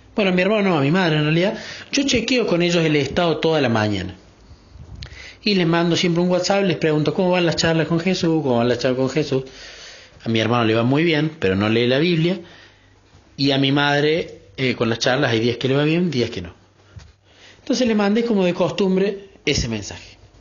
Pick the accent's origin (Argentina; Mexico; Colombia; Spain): Argentina; Córdoba; de Córdoba, Argentina